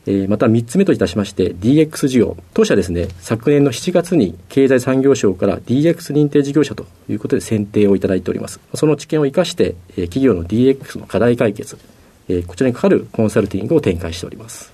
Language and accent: Japanese; Tokyo, Japan; 東京都の世田谷区の駒沢が出身になります